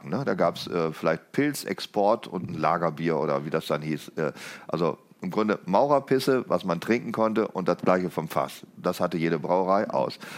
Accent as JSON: {"language": "German", "region": "Lower Saxony", "country": "Germany", "tie": "born or raised there", "said": "ich bin ja aufgewachsen im Westniedersachsen"}